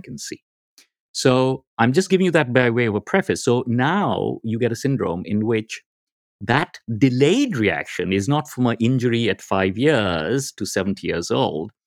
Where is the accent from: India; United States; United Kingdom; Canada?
India; I'm from India